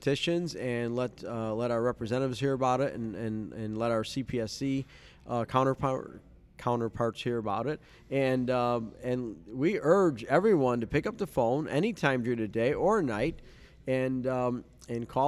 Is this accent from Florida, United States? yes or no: no; Missouri, United States; growing up in Missouri